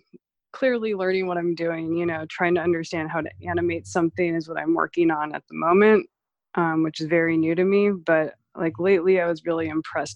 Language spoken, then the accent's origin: English; San Diego, California, United States; moved away as an adult; also born or lived in San Francisco; now in Los Angeles, United States; when I grew up in San Diego